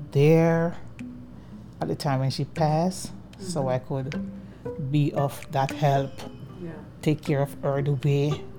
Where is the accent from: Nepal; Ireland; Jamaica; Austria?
Jamaica; moved away as an adult; now in Philadelphia, United States; I'm from Jamaica. I have two children. They are 25 and 28, a boy and a girl. I'm here in Philadelphia. I left Jamaica in 2006